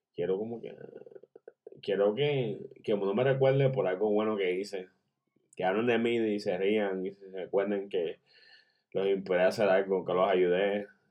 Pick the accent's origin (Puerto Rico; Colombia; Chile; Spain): Puerto Rico; Yo soy puertorriqueño.